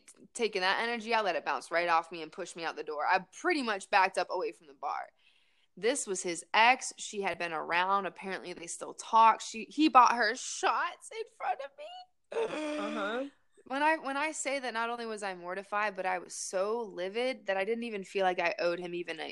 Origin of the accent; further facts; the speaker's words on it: Raleigh, North Carolina, United States; also born or lived in Winston-Salem, North Carolina; my homegirls from growing up in Raleigh